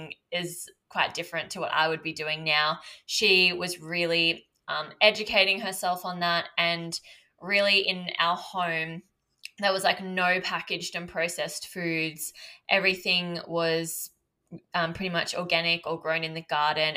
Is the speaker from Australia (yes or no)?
yes; Byron Shire, New South Wales, Australia; I grew up in Byron Shire